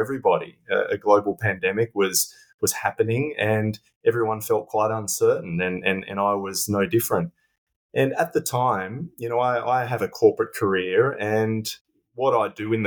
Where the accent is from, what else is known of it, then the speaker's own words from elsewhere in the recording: Australia; moved away as an adult; now in London, United Kingdom; I'm an Australian living in London.